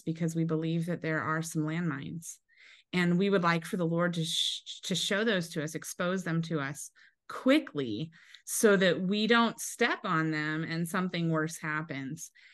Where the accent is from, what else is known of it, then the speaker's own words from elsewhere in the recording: Eastern Washington, United States; I grew up in Eastern Washington